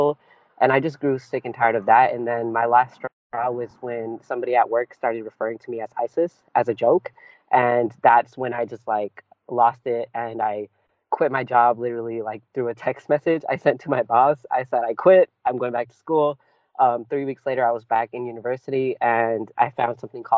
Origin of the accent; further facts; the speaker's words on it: Bay Area, California, United States; first language Punjabi; English is a second language; I'm from the Bay Area in California. I'm born and raised here